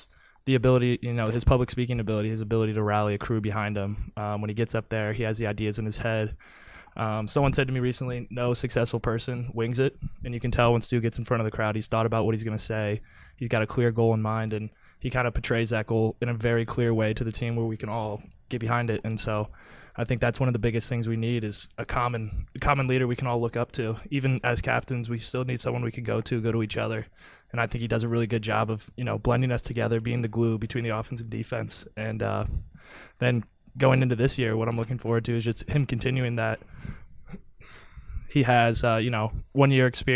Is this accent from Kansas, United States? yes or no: yes; Wichita, Kansas, United States; from Wichita, Kansas